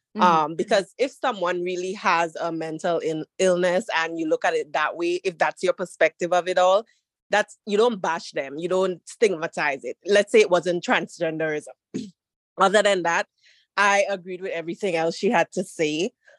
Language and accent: English; Trinidad & Tobago; Trinidad and Tobago.